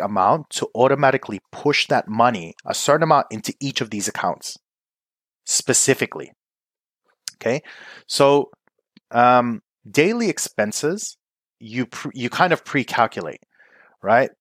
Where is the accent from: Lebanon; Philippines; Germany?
Philippines; I'm Filipino